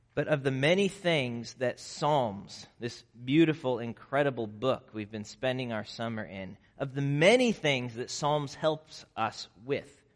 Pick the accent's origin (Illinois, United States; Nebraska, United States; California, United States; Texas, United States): Nebraska, United States; moved away; I grew up in Nebraska